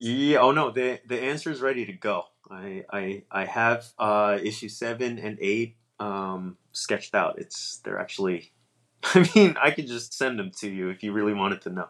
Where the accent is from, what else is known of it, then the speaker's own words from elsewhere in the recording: East Coast, United States; now in Northern California, United States; I'm from the East Coast